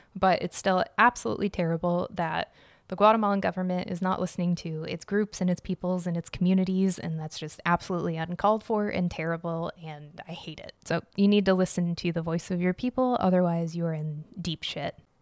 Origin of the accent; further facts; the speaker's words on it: Arizona, United States; now in Chicago, United States; growing up in Arizona